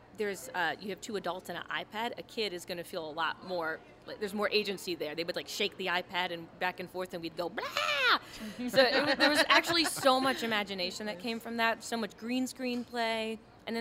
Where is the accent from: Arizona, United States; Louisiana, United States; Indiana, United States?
Louisiana, United States; Chalmette; it's home for me. I'm from Chalmette